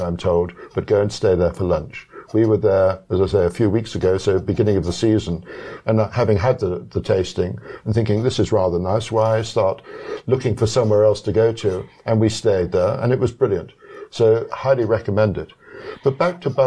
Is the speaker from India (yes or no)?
no; South West England, United Kingdom; now in South Africa; I come from the West Country of England